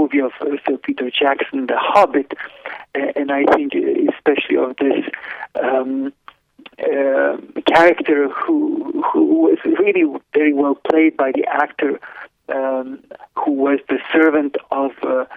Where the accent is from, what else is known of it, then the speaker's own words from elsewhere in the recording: Lithuania; moved away; I was born in Lithuania in 1972